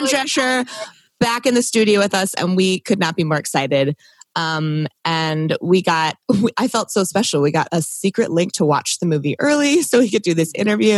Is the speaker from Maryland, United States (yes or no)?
yes; Maryland, United States; moved away; cause I'm originally from Maryland